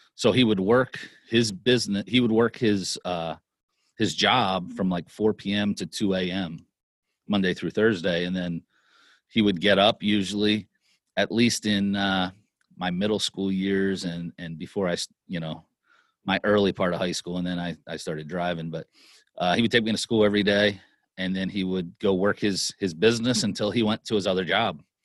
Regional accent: Lancaster, Pennsylvania, United States; I grew up in Lancaster, Pennsylvania

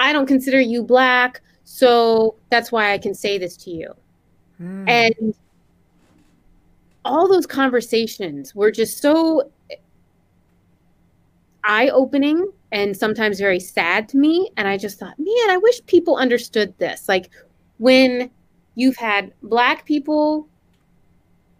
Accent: the South, United States; Growing up in the South in an interracial

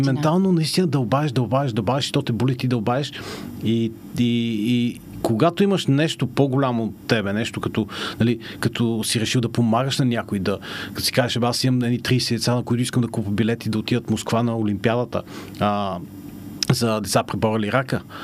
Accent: Panagyurishte, Pazardzhik Province, Bulgaria; moved away; аз съм израснал в Панагюрище

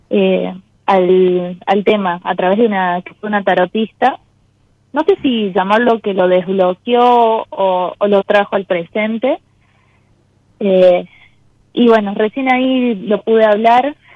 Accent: Catamarca, Argentina; De Catamarca.

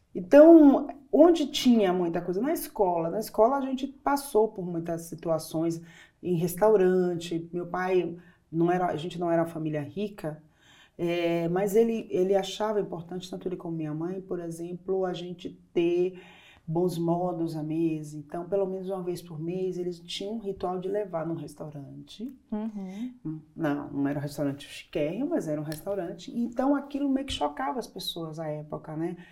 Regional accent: Salvador, Bahia, Brazil; sou do interior da, da Bahia, mas eu sempre fui criada em Salvador

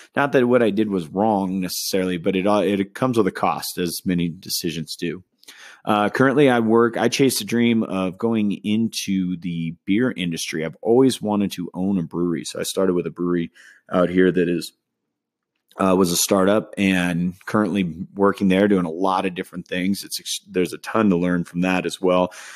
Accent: Southern California, United States; now in Denver, United States; I grew up in Southern California, uh, as well as Northern California

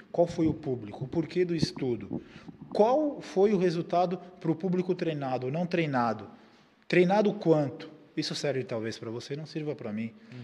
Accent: Brazil; nós somos brasileiros

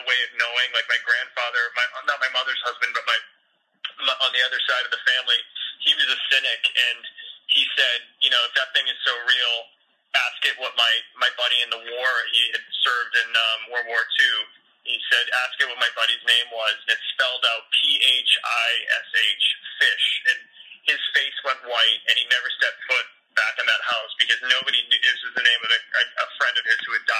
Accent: New Hampshire, United States; I grew up in New England and New Hampshire

